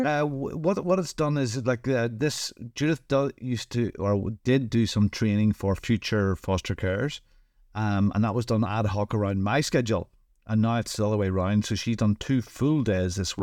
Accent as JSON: {"language": "English", "region": "Northern Ireland", "country": "United Kingdom", "said": "I'm from Northern Ireland"}